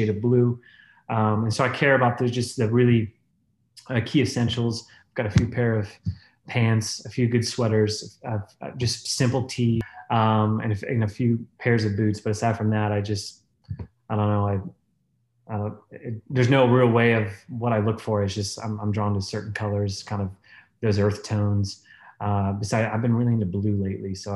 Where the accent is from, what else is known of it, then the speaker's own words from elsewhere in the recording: Florida, United States; growing up in Florida